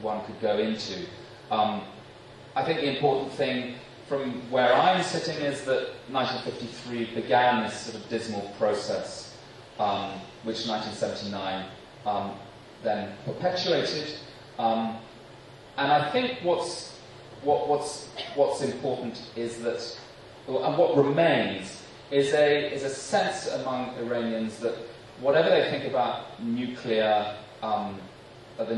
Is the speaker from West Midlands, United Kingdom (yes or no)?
no; London, United Kingdom; moved away as an adult; as a Brit